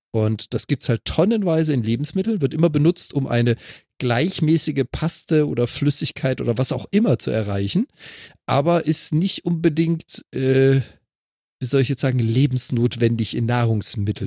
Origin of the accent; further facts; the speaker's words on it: Freiburg, Baden-Württemberg, Germany; now in Hamburg, Germany; Also kommt genau da gebürtig her, wo ich herkomme